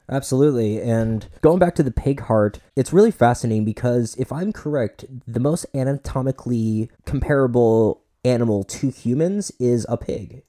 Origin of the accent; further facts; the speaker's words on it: Boynton Beach, Florida, United States; I'm from Boynton Beach, so you know we're South Florida boys